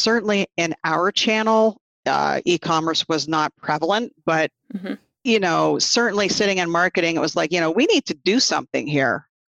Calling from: Burlington, Ontario, Canada; I am calling you from Burlington, Ontario, which is just about a half an hour southwest of Toronto.

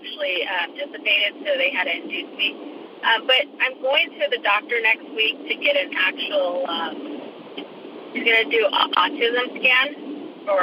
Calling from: Littlerock, California, United States; I'm calling from Little Rock, California

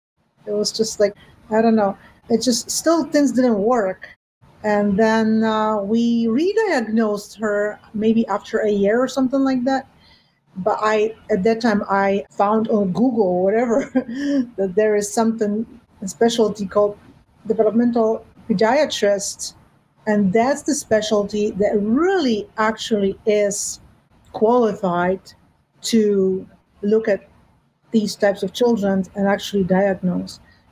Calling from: New York, United States; I am calling in from New York.

